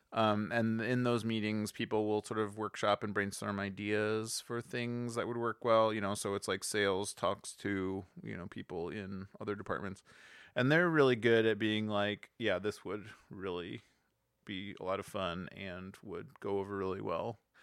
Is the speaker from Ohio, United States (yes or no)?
yes; Cleveland, Ohio, United States; moved away; also born or lived in Los Angeles; growing up in Cleveland